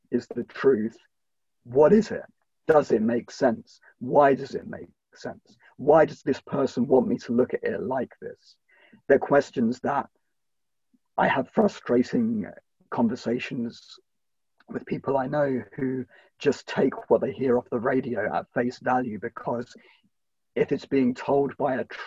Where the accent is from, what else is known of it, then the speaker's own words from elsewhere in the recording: United Kingdom; a Brit myself